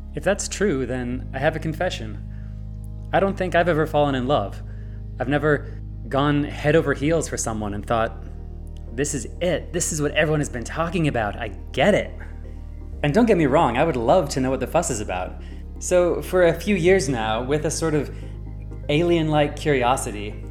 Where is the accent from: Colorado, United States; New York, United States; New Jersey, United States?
Colorado, United States; Loveland; I grew up in Loveland, Colorado